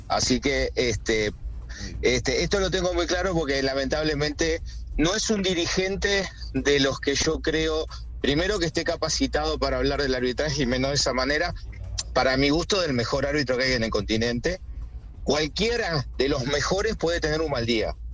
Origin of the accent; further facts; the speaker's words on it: Uruguay; Soy uruguayo